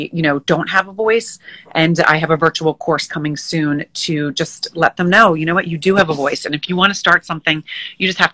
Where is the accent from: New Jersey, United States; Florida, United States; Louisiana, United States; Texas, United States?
New Jersey, United States; Moorestown; also born or lived in New York City, United States; now in Long Island, New York, United States; I grew up right outside of Philadelphia in New Jersey in a small, very quaint town called Morristown, M-O-O